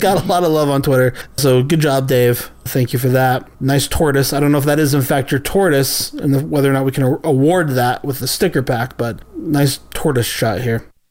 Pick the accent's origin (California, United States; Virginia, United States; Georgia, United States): California, United States; San Diego; When I grew up in San Diego